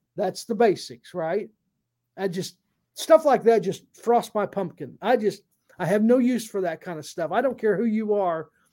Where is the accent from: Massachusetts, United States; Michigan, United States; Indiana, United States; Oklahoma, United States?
Indiana, United States; a Hoosier, uh, from, I'm from Indiana